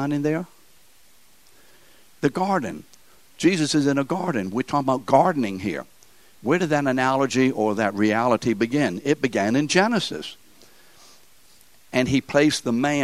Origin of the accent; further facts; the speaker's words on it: New Orleans, Louisiana, United States; We're from New Orleans. That's how we speak here.